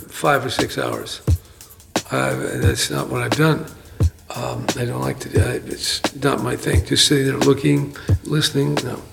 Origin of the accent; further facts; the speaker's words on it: San Francisco, California, United States; As I experienced growing up in San Francisco in the 40s and the 50s